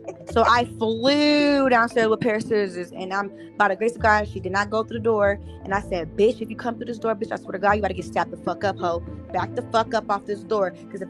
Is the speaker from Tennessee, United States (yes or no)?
yes; Memphis, Tennessee, United States; I was raised in Memphis, Tennessee. I was the only light-skinned looking mixed girl.